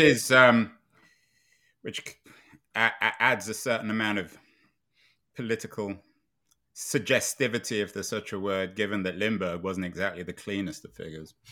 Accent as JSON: {"language": "English", "region": "London", "country": "United Kingdom", "tie": "born or raised there", "said": "When I was growing up in London in the nineteen sixties and seventies"}